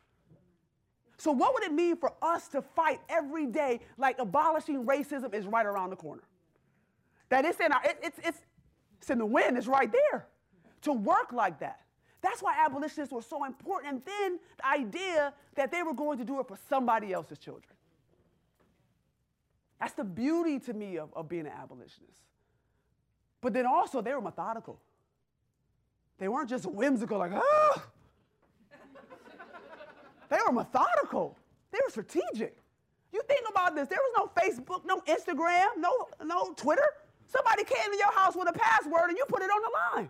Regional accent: Rochester, New York, United States; moved away; I grew up in Rochester, New York

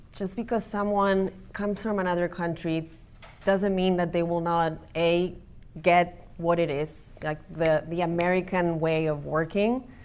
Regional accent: Buenos Aires, Argentina; now in Cleveland, United States; I'm from Argentina, from Buenos Aires

